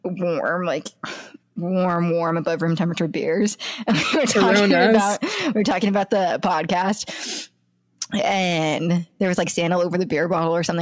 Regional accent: greater LA area, California, United States; there's bars in my hometown

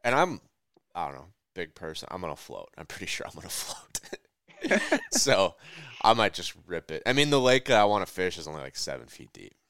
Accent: Minnesota, United States; I'm from Minnesota.

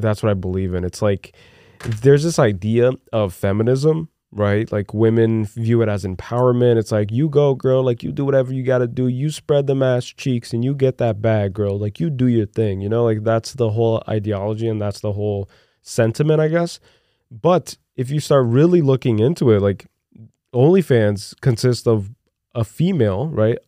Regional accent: Brazil; moved away; during my formative years growing up in Brazil

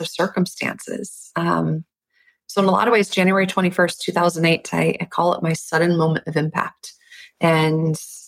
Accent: Minnesota, United States; I grew up in Minnesota and I'm the baby of three girls

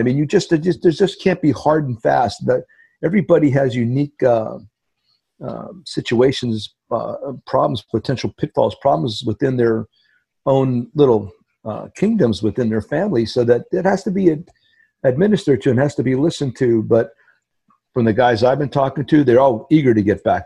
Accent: Hazleton, Pennsylvania, United States; the Hazleton Integration Project in my hometown

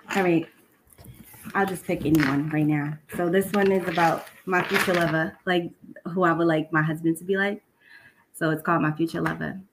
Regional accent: Boston, Massachusetts, United States; moved away as an adult; now in South Shore, Massachusetts, United States; I'm also from Dorchester as well, but I just recently moved to the South Shore because of gentrification.

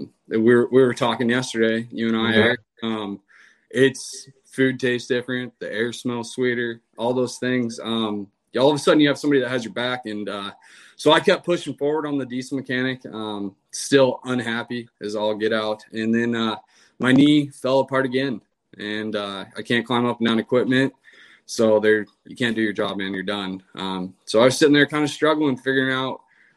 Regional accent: Washington, United States; moved away as an adult; I'm from Washington State

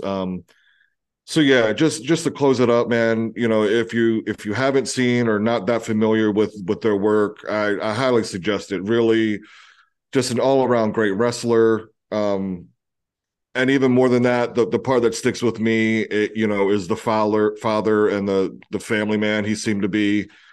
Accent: Eastern Shore of Maryland, United States; I grew up on the Eastern Shore of Maryland

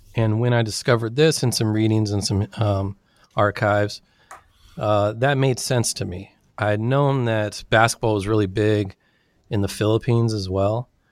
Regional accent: Sacramento, California, United States; also born or lived in San Diego; I was born and raised in Sacramento, California

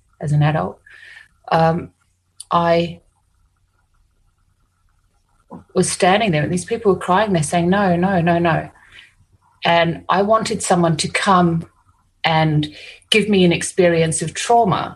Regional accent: New Zealand; now in Australia; I'm from New Zealand, so, you know, Māori ancestors who were warriors

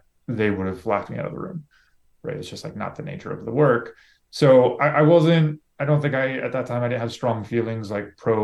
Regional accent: Lake City, Florida, United States; moved away as an adult; I grew up my whole life in Florida

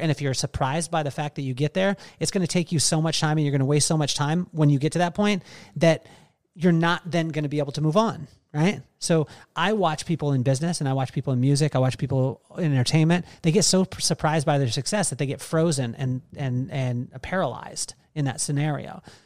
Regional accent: Central Coast, California, United States; I grew up in the Central Coast

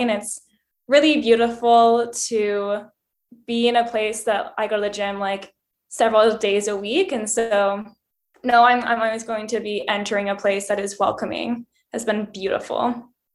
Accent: Bozeman, Montana, United States; moved away; also born or lived in rural East Coast, United States; I was born in Montana, in Bozeman, and my family didn't have a lot of money, so what you did was go for hikes. Um, so, I grew up in the mountains

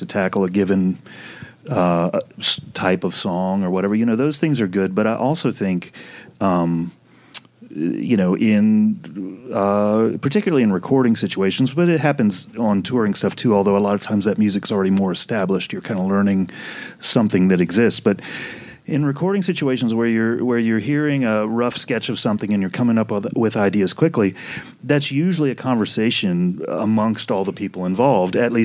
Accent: New Orleans, Louisiana, United States; I'm from New Orleans.

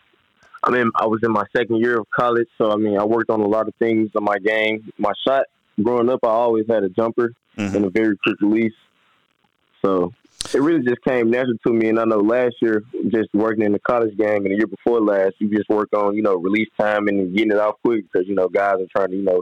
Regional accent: Memphis, Tennessee, United States; everybody in my hometown of Memphis, when they see me, they always bring up Steph Curry.

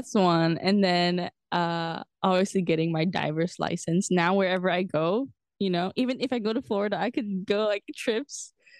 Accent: Macau; now in Mexico

